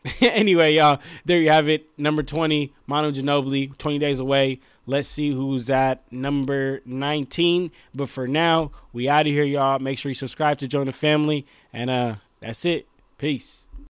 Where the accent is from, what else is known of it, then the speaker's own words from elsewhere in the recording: Bay Area, California, United States; I'm from the Bay Area